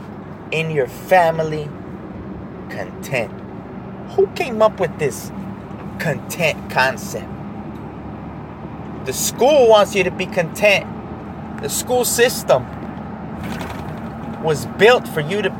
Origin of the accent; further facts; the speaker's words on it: United States; being an American citizen